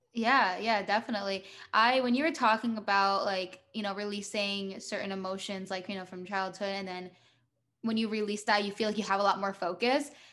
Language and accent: English; New Jersey, United States; I'm from the US